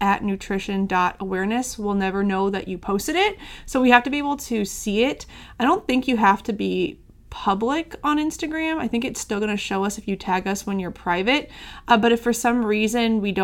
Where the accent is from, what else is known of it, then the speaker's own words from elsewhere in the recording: St. Louis, Missouri, United States; I'm from St. Louis